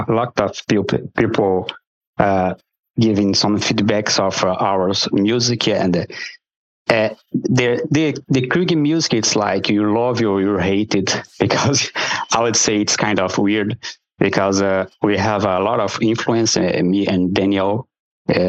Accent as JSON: {"language": "English", "country": "Brazil", "tie": "born or raised there", "also_born_or_lived": "Montreal area, Quebec, Canada", "moved": "as an adult", "lives_now": "Montreal, Canada", "said": "I was born in Brazil, so I've lived there, I say most of the half of my life there, and I've moved to Canada with my wife"}